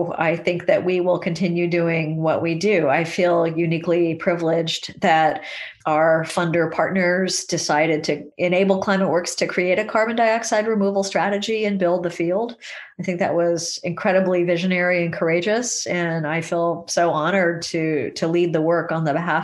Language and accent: English; California, United States; when I was a child growing up in California